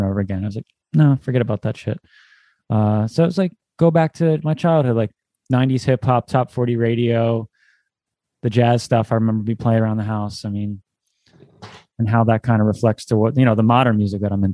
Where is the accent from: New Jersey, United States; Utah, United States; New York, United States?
New Jersey, United States; I come from South Jersey, where it's like the birthplace of emo, pop punk, hardcore. That's kind of like what I came up with, that scene in high school